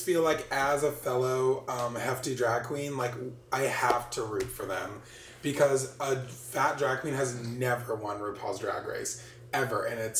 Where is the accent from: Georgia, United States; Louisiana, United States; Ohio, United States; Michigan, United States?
Louisiana, United States; New Orleans; I'm from New Orleans